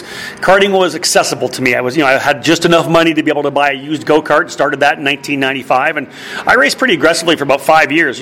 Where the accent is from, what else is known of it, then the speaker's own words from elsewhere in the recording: Milton, Ontario, Canada; I was born in Milton.